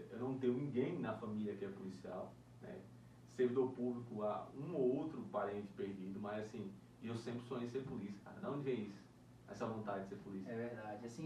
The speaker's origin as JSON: {"language": "Portuguese", "region": "Northeast Region", "country": "Brazil", "lives_now": "Brasília, Brazil", "said": "E eu e você, cara, a gente veio lá, lá do Nordeste, né?"}